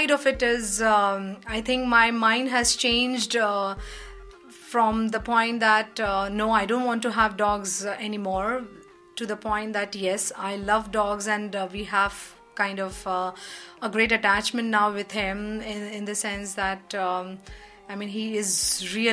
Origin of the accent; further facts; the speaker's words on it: India; moved away as an adult; also born or lived in United Kingdom / Belgium; now in Netherlands; I'm from India